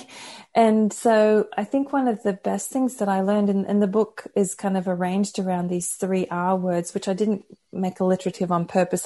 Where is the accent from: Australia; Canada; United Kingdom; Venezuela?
Australia; Brisbane, Queensland; born or raised there; moved away as an adult; also born or lived in United States